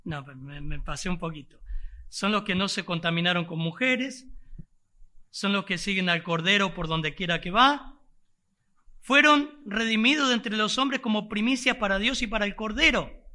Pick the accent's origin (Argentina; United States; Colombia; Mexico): Argentina; somos argentinos